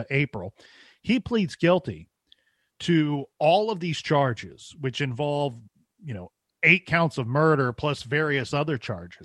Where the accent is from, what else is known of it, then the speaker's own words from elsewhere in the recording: Ohio, United States; I'm from Ohio